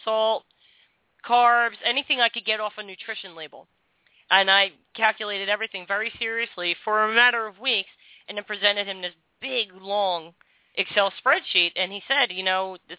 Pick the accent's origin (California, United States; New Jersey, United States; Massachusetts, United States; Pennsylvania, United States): Pennsylvania, United States; Philadelphia; I'm from South Philly